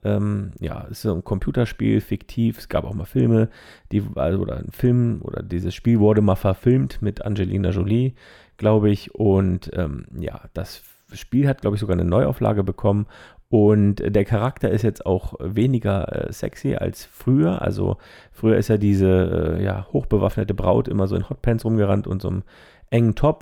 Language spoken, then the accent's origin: German; Zermatt, Valais, Switzerland; moved away; Meine alte Heimat in die Schweiz